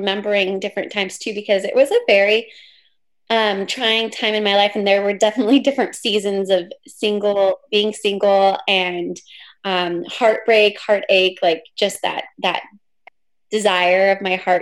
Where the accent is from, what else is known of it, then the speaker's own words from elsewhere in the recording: Pacific Northwest, United States; I'm from the Pacific Northwest.